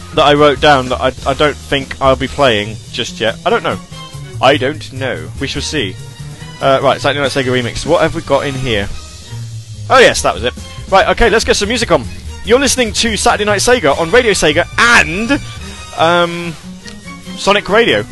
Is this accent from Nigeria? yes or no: no; United Kingdom; accent: British; I'm a British guy